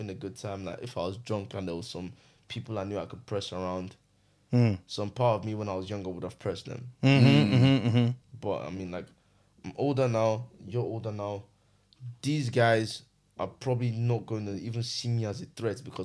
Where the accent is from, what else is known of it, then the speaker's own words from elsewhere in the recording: Nigeria; I'm Nigerian